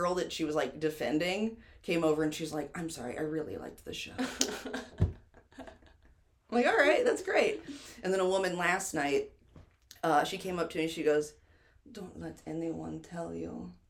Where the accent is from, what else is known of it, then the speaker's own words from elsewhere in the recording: New York, United States; That's my credit. I'm from New York.